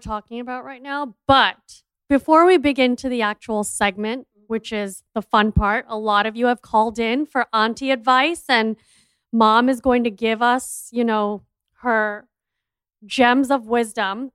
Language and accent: English; India; I'm an Indian entrepreneur